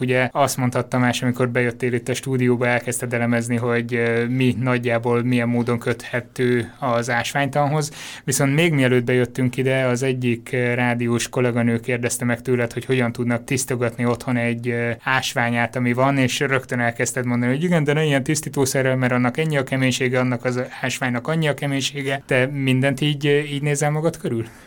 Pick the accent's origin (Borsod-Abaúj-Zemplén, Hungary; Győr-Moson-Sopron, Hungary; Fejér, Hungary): Borsod-Abaúj-Zemplén, Hungary; Miskolc; Miskolcról származom, és édesapám bányakapitány helyettes volt nagyon sokáig